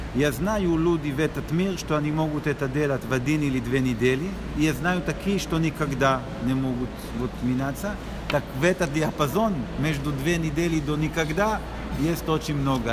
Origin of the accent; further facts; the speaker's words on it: Israel; Russian is a second language; я из Израиля